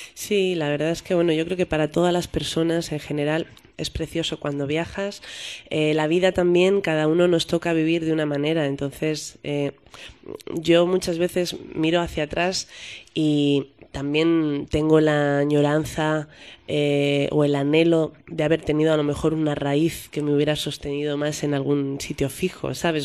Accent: Madrid, Community of Madrid, Spain; yo soy madrileña

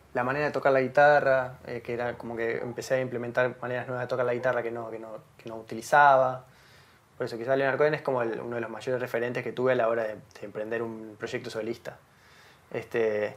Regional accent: Montevideo, Uruguay; nací en Montevideo, que viví toda mi vida en Montevideo

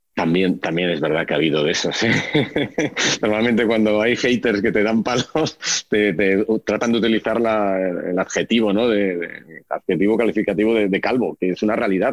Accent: Oviedo, Asturias, Spain; also born or lived in Gijón; now in Madrid, Spain; yo nací en Oviedo, mi madre es de Gijón, mi abuela era de Gijón, pasé los veranos en Gijón y cuando era muy pequeñito yo iba al colegio en Oviedo

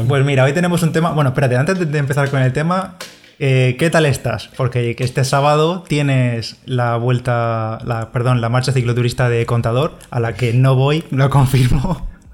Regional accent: a village near Orihuela, Valencian Community, Spain; En mi pueblo, que además está muy cerquita de Orihuela

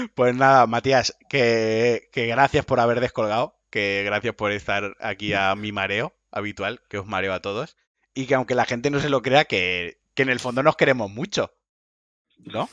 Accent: Valencian Community, Spain; por mi ascendencia valenciana y por mi origen valenciano, y soy valenciano, los valencianos hablamos como el puto culo

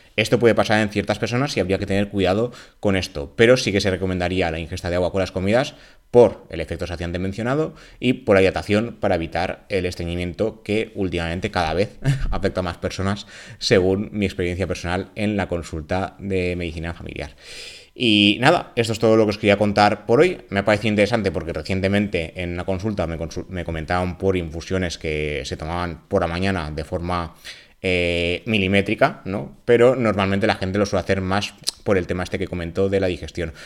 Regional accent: Spain; en España somos más de tomar café que de té

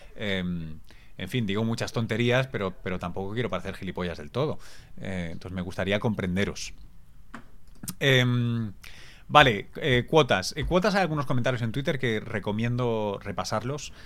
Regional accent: Barcelona, Catalonia, Spain; Yo soy de Barcelona, soy catalán

